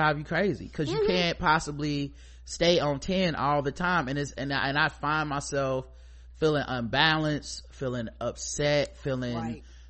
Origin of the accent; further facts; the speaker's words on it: United States; I'm complicit to things because I'm a man. I'm complicit to things because I'm American.